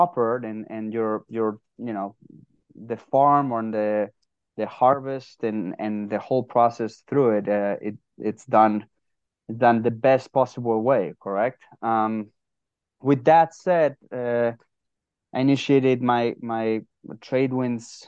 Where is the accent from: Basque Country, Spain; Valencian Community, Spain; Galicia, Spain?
Basque Country, Spain; San Sebastian; moved away as an adult; now in United States; Originally from San Sebastian, Spain